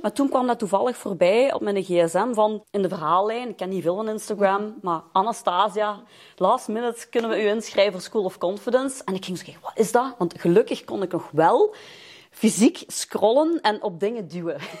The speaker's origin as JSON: {"language": "Dutch", "town": "Lommel", "region": "Flanders", "country": "Belgium", "tie": "born or raised there", "moved": "as an adult", "lives_now": "Leopoldsburg, Belgium", "said": "ik ben Limburgse. Ik kom uit Noord-Limburg. I'm raised in Lommel en ik woon nu in Leopoldsburg."}